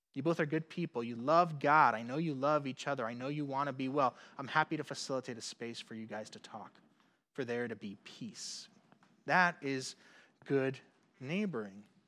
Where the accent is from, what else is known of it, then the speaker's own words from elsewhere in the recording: Puerto Rico; moved away; growing up in Puerto Rico.